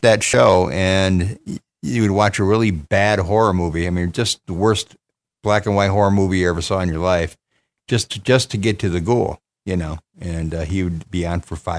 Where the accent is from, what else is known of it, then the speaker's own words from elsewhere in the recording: Detroit, Michigan, United States; moved away as an adult; now in Grand Rapids, United States; I grew up in the Detroit area where CKLW was the thing